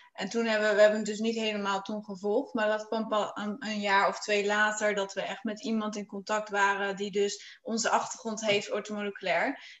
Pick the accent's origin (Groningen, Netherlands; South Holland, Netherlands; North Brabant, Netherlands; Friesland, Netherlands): Friesland, Netherlands; ik eh, kom uit Friesland